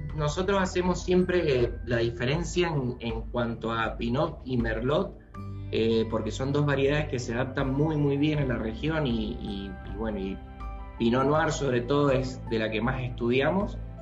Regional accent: Mendoza, Argentina; yo soy originalmente de Mendoza

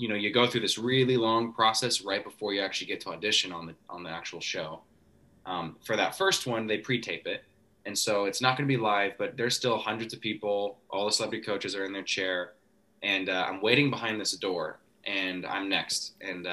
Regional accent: Coeur d'Alene, Idaho, United States; I'm from Coeur d'Alene

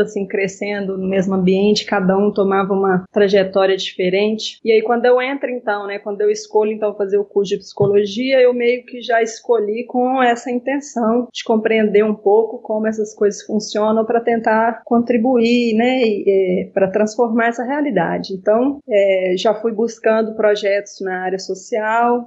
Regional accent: Belo Horizonte, Minas Gerais, Brazil; eu cresci aqui em Belo Horizonte, Minas Gerais, em um bairro de periferia

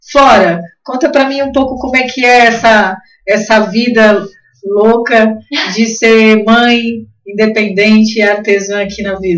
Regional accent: Blumenau, Santa Catarina, Brazil; Ah, somos de Blumenau, né?

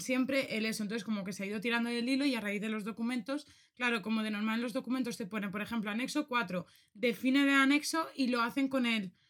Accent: Spain; aquí en España, no sé si esto tú lo conoces, pero esto lo escuché yo un montón desde que era pequeña

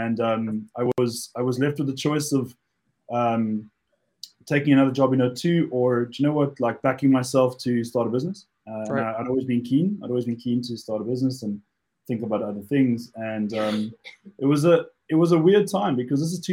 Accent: Cape Town, Western Cape, South Africa; moved away as an adult; now in United Kingdom; those of you who picked up the accent, I'm originally from Cape Town, South Africa. But I've been now in the UK almost 15 years

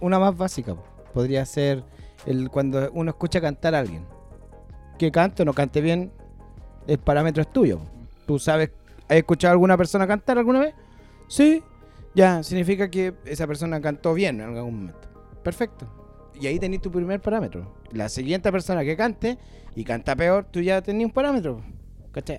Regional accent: Chile; moved away; cuando yo salí de Chile

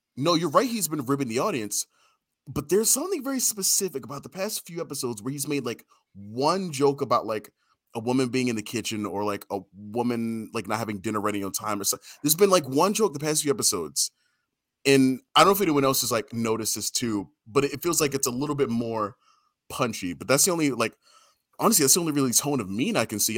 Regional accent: Baltimore, Maryland, United States; I grew up in Baltimore

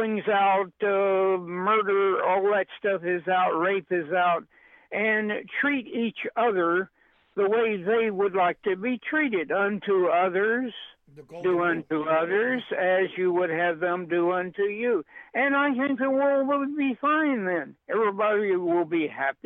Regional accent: Pauls Valley, Oklahoma, United States; moved away; also born or lived in New York; I was born in Paul's Alley, Oklahoma

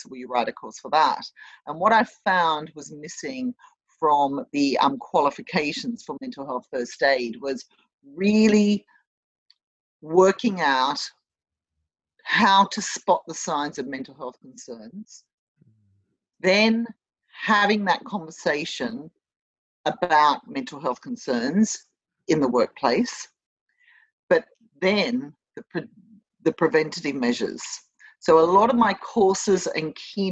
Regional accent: Sydney, New South Wales, Australia; accent: Australian; moved away as an adult; also born or lived in London, United Kingdom; now in Bristol, United Kingdom; My accent is from Australia. I was born and I grew up in Australia, in Sydney

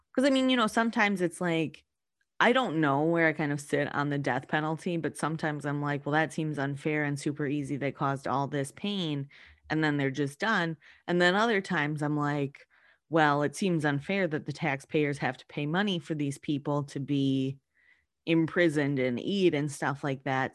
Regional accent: Wisconsin, United States; I'm from Wisconsin

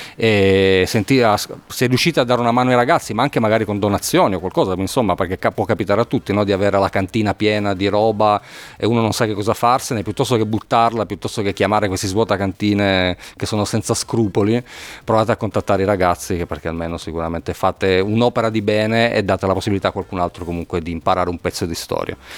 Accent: Turin, Piedmont, Italy; io poi sono torinese

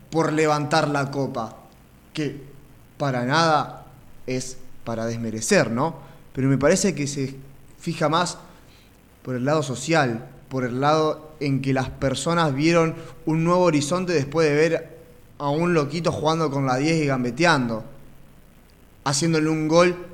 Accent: Argentina; como argentino

